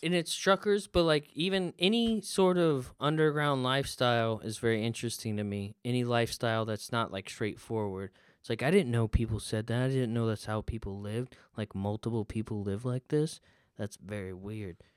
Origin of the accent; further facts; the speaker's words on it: the South, United States; I'm from the South and iced tea is a big thing